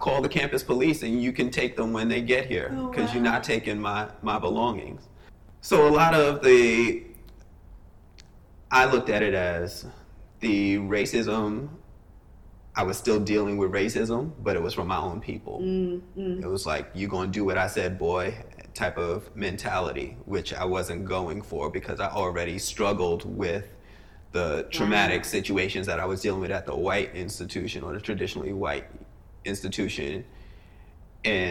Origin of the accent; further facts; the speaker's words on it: New York, United States; moved away as an adult; also born or lived in Fairfax, Virginia; living in New York